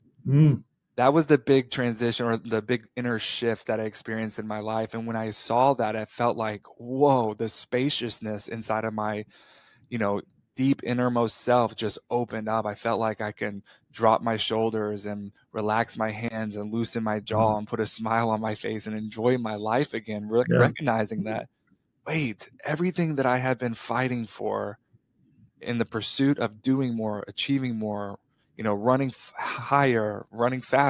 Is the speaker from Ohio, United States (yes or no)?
no; Perryton, Texas, United States; moved away as an adult; I was raised in Perryton, Texas, up there at the top of the state